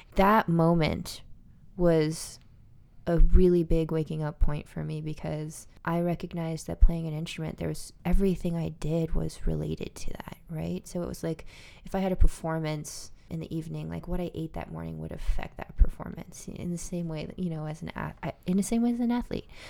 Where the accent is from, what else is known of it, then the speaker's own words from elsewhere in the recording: Albuquerque, New Mexico, United States; I grew up in Albuquerque, New Mexico